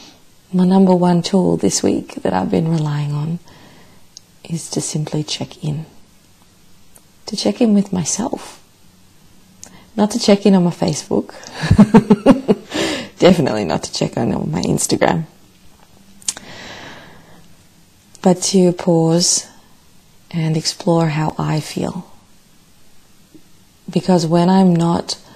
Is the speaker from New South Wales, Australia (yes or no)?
no; Melbourne, Victoria, Australia; my hometown, Melbourne